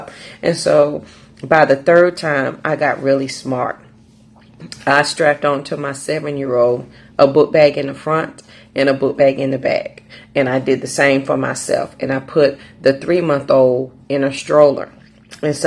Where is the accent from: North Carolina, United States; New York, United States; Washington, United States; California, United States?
North Carolina, United States; Raleigh; I'm from Raleigh, North Carolina